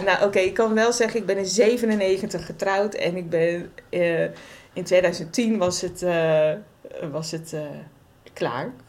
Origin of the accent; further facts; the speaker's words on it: Waddinxveen, South Holland, Netherlands; also born or lived in Gouda; kom uit Wanningsveen oorspronkelijk. En daar heb ik ongeveer gewoond tot mijn twintigste.